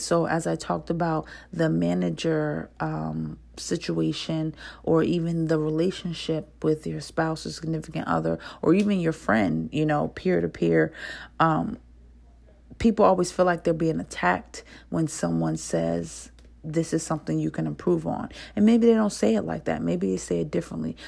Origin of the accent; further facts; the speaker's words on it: New Jersey, United States; accent: northern; I'm from New Jersey. I do have a slight accent when it comes to saying certain words